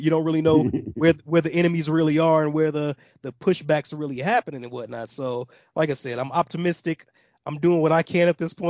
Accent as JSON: {"language": "English", "region": "Midwest", "country": "United States", "said": "like I said, I'm from the Midwest."}